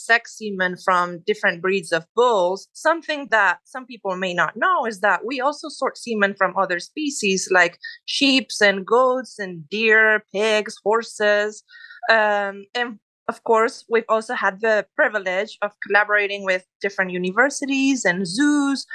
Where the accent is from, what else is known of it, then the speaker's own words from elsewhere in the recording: Spain; English is a second language; moved away as an adult; now in Texas, United States; As you can tell, I'm originally from Spain